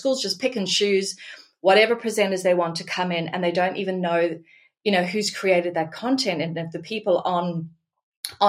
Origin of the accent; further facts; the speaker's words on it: Australia; I'm Australian and I'm passionate about this country